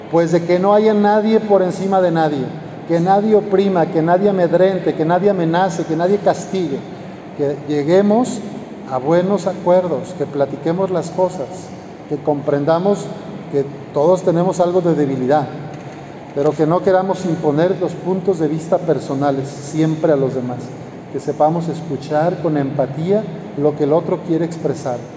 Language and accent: Spanish; Lagos de Moreno, Jalisco, Mexico; pero sí he caminado una ocasión ya de ahí de mi pueblo, de Lagos de Moreno